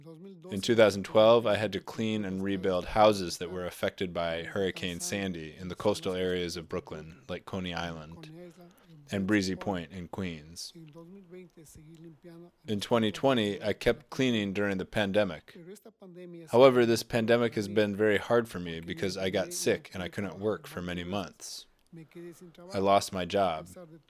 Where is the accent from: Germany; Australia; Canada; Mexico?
Mexico; now in United States; I'm a member of Workers' Justice Project. I'm from Mexico, and I came to the United States 20 years ago.